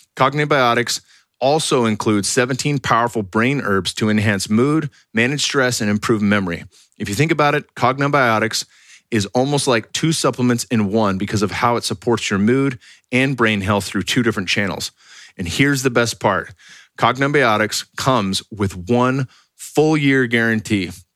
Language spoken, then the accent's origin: English; California, United States; moved away; I'm from California